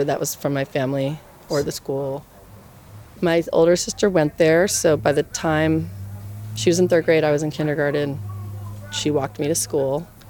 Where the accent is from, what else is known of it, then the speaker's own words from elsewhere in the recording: St. Louis, Missouri, United States; I lived in an affluent suburb outside of St. Louis.